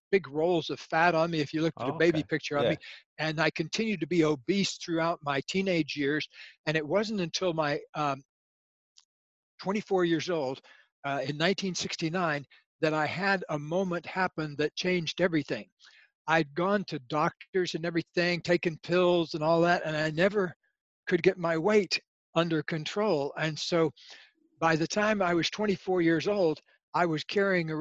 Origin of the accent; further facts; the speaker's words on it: Leesburg, Florida, United States; My actual origins, I come from a small town in Florida and called Leesburg, Florida